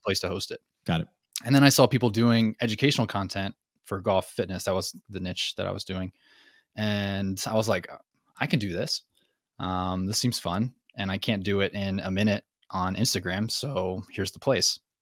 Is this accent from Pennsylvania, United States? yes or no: no; New Jersey, United States; moved away as an adult; also born or lived in North Carolina; now in Maine, United States; I'm from New Jersey, she's from Maine. I didn't want to move back to New Jersey, so Maine was the answer